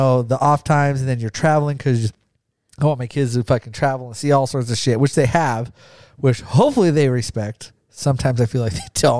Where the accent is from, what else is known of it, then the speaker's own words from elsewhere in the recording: Caldwell, Idaho, United States; I grew up in Caldwell